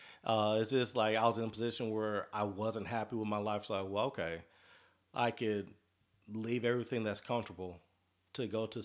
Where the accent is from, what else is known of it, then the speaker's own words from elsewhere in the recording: Shreveport, Louisiana, United States; moved away as an adult; now in Dallas, United States; I'm originally from Shreveport